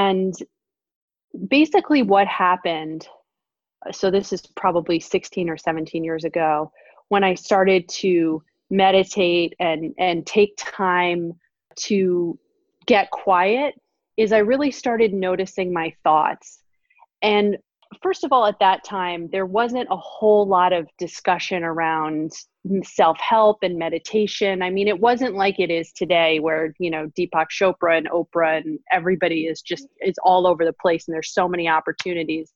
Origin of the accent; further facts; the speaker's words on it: New York City, New York, United States; moved away as an adult; now in Northern California, United States; I grew up in Manhattan and am definitely a New Yorker at heart for life, even though I live in Northern California now